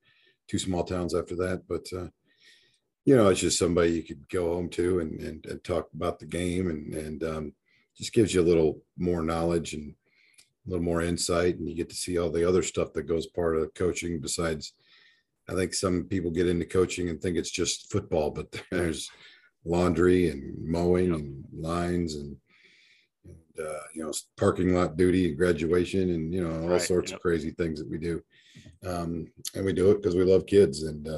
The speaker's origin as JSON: {"language": "English", "town": "Waterloo", "region": "Iowa", "country": "United States", "tie": "born or raised there", "lives_now": "Belton, United States", "said": "Well, actually, it's not much different than growing up or being here in Belton, Texas, to be honest with you. Yeah. I always say Belton kind of reminds me of my hometown."}